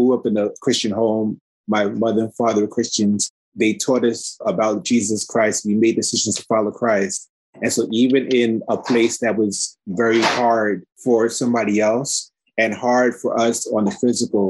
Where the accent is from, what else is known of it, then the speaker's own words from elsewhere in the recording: New York City, New York, United States; I grew up in Red Hook, Brooklyn for about 10 years of my life